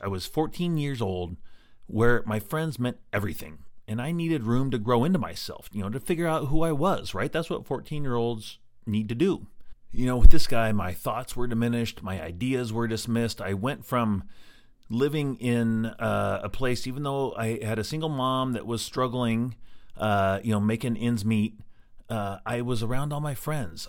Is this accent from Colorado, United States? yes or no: yes; Green Mountain, Colorado, United States; also born or lived in Evergreen, Colorado; we moved from Green Mountain, where I grew up, in Colorado, to Evergreen, which is about twenty miles away in the mountains